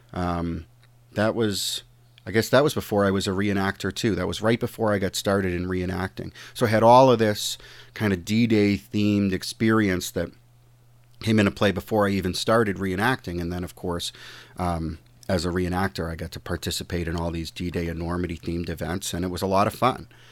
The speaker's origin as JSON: {"language": "English", "country": "United States", "said": "I'm an American"}